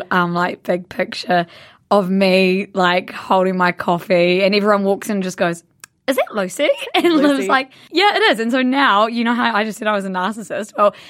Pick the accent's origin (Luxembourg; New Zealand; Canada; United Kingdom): New Zealand; Blenheim, Marlborough; moved away; We are from Blenheim, which is a small town at the top of the South Island